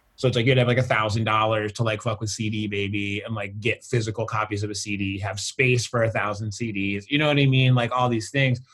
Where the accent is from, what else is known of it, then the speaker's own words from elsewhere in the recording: the Berkshires, Massachusetts, United States; also born or lived in St. Louis, Missouri / northwest Connecticut; growing up in the Berkshires, being black